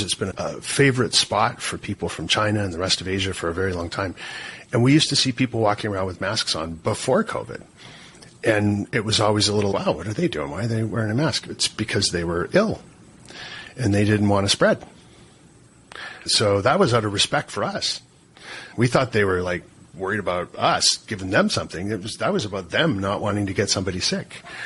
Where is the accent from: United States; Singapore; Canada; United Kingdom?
Canada; as a Canadian sitting up here